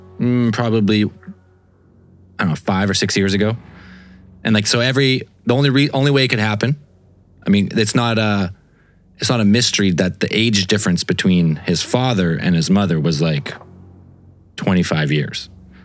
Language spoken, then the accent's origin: English; Canada; I just know about it from being Canadian.